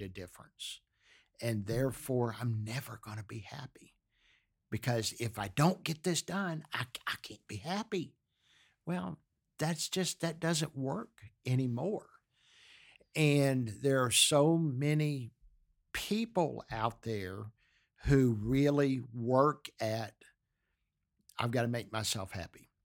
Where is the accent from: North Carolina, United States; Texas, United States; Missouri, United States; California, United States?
Texas, United States; Galveston; I grew up in Galveston, Texas